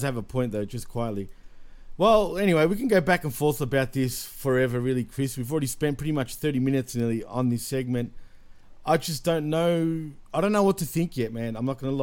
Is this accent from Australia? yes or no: yes; Australia; I'm not as hardcore Australian when it comes to certain words